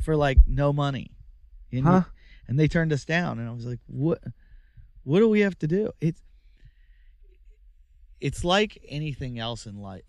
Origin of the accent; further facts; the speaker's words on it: United States; I'm American